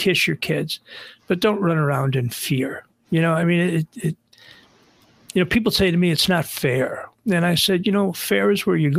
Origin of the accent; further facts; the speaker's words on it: Buffalo, New York, United States; now in North Shore of Chicago, United States; I grew up in Buffalo